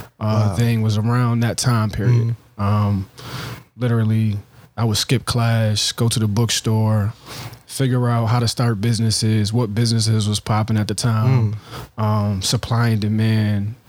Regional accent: Buffalo, New York, United States; moved away; also born or lived in Georgia; born and raised in Buffalo, New York

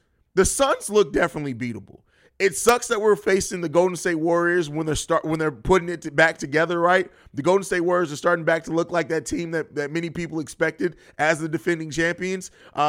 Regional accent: Italy; Oh, well, I grew up in Europe. … actually isn't a girl's name over there. It's kind of pretty kind of common, especially where I lived in Italy.

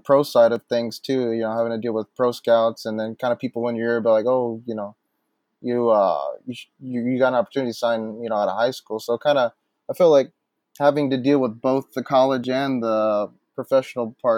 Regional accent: New Braunfels, Texas, United States; also born or lived in Houston, Texas; I'm originally from Houston, but I was raised a majority of my life in New Braunfels, Texas

